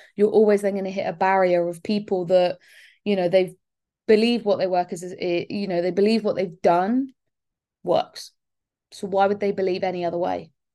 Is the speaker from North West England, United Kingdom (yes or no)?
no; Bournemouth, South West England, United Kingdom; I am from Bournemouth, so literally the other end of the country.